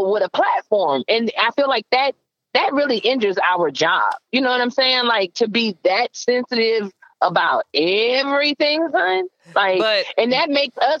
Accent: the South, United States; growing up in the South

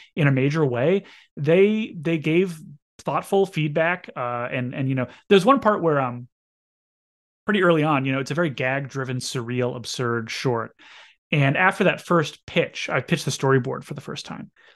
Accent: Fargo, North Dakota, United States; moved away; my friend Alex Horab, who I grew up with in Fargo

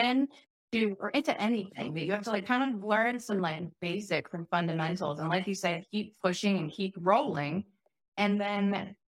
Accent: Chicago, Illinois, United States; moved away; also born or lived in Oregon; I grew up in Chicago

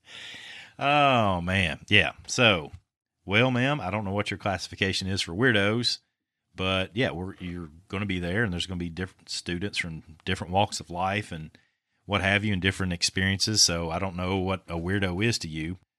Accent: Winchester, Kentucky, United States; born or raised there

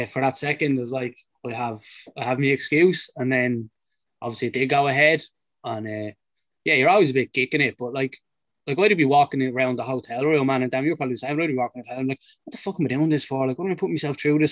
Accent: Ireland

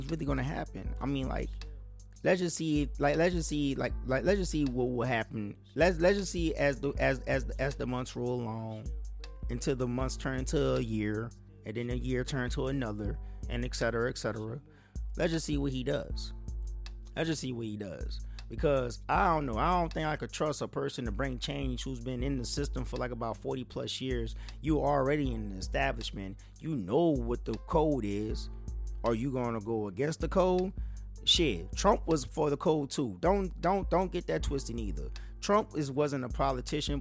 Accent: United States; as black American

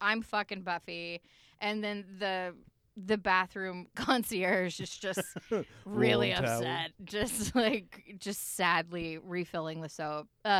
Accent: Arkansas, United States; I'm from Arkansas

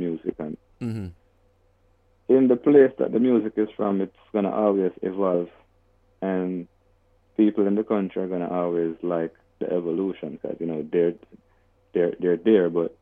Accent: Spanish Town, Jamaica; also born or lived in Kingston, Jamaica; now in West Palm Beach, United States; I was from Spanish Town in Jamaica. So when I started going to high school, now I went to high school in Kingston

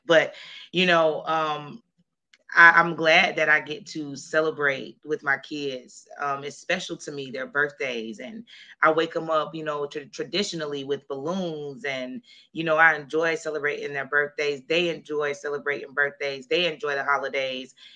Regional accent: Jacksonville, Florida, United States; moved away as an adult; also born or lived in Colorado; we moved back to my hometown to Jacksonville, Florida

